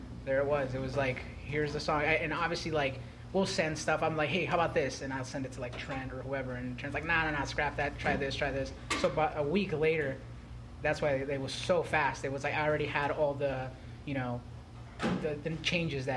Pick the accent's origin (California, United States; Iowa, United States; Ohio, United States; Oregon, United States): California, United States; Southern; now in Arizona, United States; I didn't grow up in Arizona, I grew up in California, Southern California